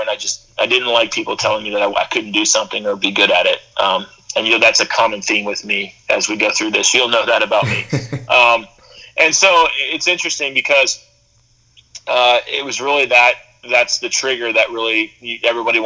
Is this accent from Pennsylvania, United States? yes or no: yes; just outside of Philadelphia, Pennsylvania, United States; I grew up in just outside of Philadelphia